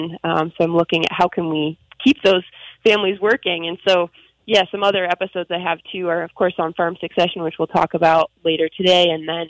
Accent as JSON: {"language": "English", "town": "Dagmar", "region": "Montana", "country": "United States", "tie": "born or raised there", "moved": "yes", "said": "my first season was really a love letter to my hometown and featured a bunch of stories from Dagmar and the surrounding community."}